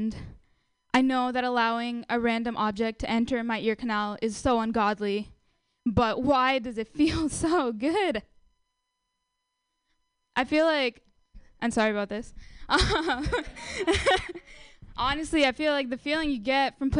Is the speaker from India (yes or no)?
yes; India; now in United States; I'm Indian.